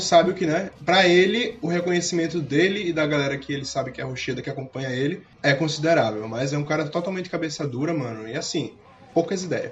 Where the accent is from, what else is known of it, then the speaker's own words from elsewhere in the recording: Recife, Pernambuco, Brazil; moved away as an adult; also born or lived in Piedade, Jaboatão dos Guararapes; eu sou recifense, velho. Que eu nasci em Recife. Agora eu moro em Piedade, mas desde pirralho